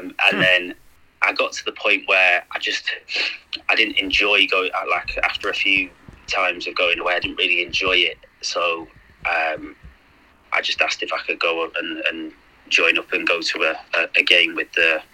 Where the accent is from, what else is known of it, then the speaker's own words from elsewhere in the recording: Manchester, North West England, United Kingdom; also born or lived in Sheffield; Well, I was born in Sheffield, but I moved not long after that to Manchester. So I've grown up around those areas most of my life